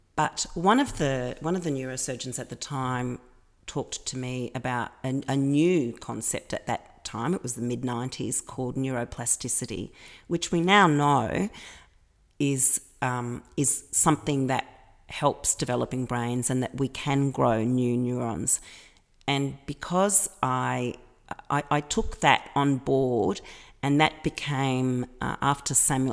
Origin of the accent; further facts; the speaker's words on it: Melbourne, Victoria, Australia; moved away as an adult; now in Athens, Greece; Melbourne's my hometown. I'm a I'm a Melbourne girl.